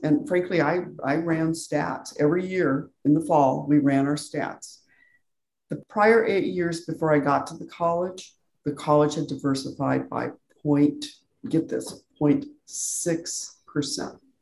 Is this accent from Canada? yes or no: no; Albuquerque, New Mexico, United States; now in San Diego, United States; I was born in New Mexico